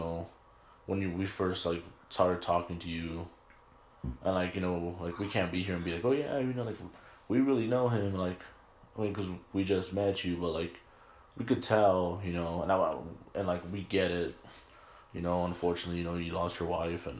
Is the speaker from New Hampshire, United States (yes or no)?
no; California, United States; now in Utah, United States; I'm from California